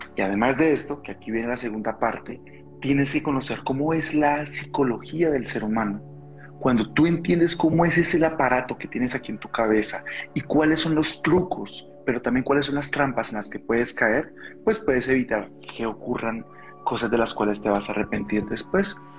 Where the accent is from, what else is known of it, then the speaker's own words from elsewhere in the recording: Colombia; now in Mexico; soy colombiano, vivo en México